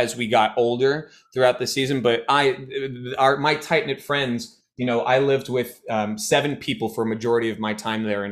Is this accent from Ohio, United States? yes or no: no; San Francisco, California, United States; moved away; also born or lived in Ann Arbor, Michigan; I'm from San Francisco, the Bay